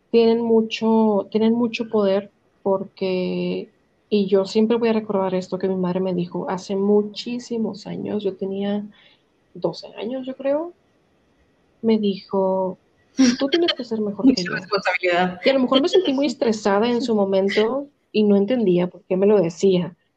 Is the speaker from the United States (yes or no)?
yes; United States; born there; yo, yo no nací